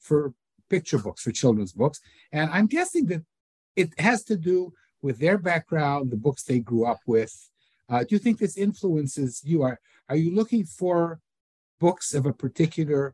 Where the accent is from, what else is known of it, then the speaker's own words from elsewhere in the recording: Winnipeg, Manitoba, Canada; I'm born in Winnipeg